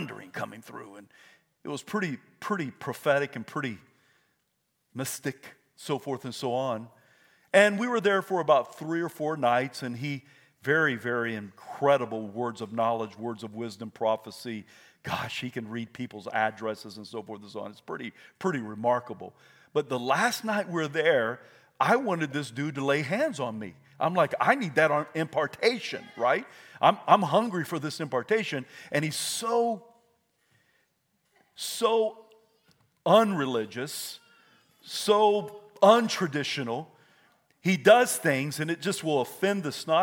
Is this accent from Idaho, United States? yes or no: yes; Idaho, United States; I'm from Idaho.